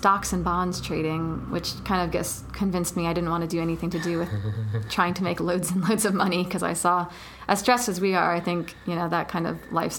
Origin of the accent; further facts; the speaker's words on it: Atlanta, Georgia, United States; I grew up in Atlanta.